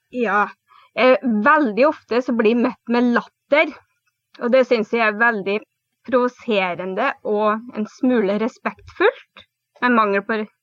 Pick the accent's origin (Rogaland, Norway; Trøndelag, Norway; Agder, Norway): Trøndelag, Norway; now in Telemark, Norway; Jeg er opprinnelig trønder, men bor nå i Telemark. Mm det er litt spesiell dialekt